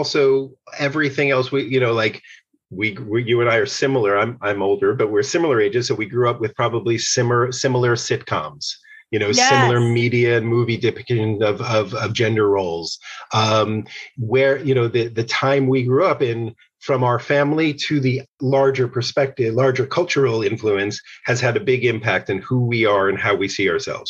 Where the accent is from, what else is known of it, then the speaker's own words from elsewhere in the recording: outside of New York City, United States; I grew up outside of New York City.